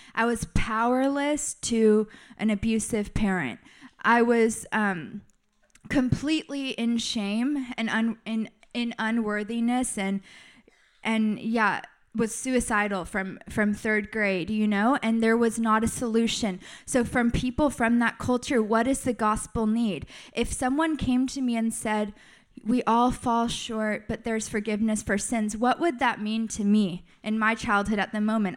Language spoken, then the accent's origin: English; United States; I'm American